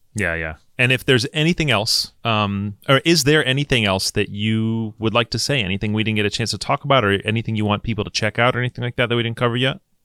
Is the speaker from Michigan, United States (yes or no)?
yes; Michigan, United States; I grew up in Michigan